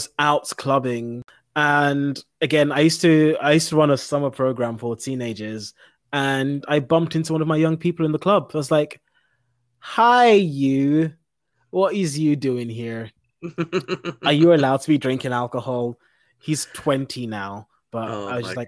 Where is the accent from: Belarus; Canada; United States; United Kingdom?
United Kingdom; London; moved away as an adult; now in Scotland, United Kingdom; I grew up in London and worked in London.